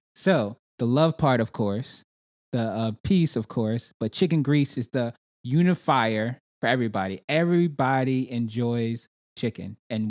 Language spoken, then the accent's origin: English; New York, United States; now in Charlotte, United States; Well, I'm from New York, but I live in Charlotte right now, Charlotte, North Carolina.